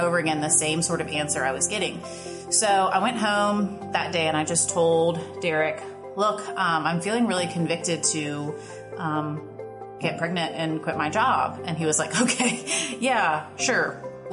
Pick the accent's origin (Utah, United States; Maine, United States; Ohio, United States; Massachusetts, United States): Ohio, United States; now in Virginia, United States; I'm originally from Ohio. I moved to Virginia in the year 2000.